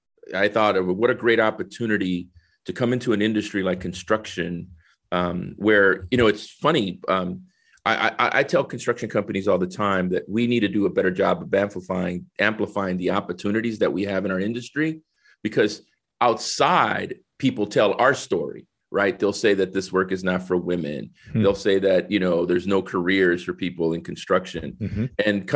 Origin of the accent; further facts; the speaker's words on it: San Salvador, El Salvador; moved away; I think originally I'm from San Salvador, El Salvador, right? Came in 1969 to New Orleans.